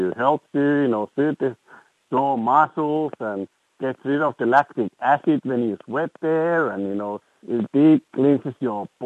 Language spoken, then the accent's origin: English; Finland; English is a second language; now in Australia; It's like, you know, my home country, Finland, you know, you just go and buy the sauna and that's it.